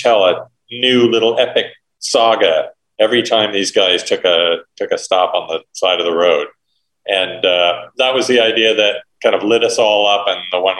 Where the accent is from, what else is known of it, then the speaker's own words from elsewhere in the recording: San Francisco, California, United States; also born or lived in Ohio; when I was a little boy, when I was 8 years old, we moved from Ohio to San Francisco.